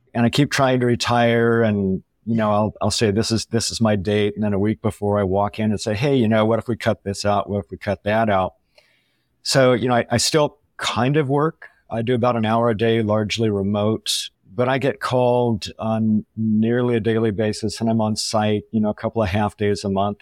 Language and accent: English; Southern California, United States; moved away; also born or lived in San Luis Obispo, California; I grew up in Southern California, went to college in San Luis Obispo, which is Central California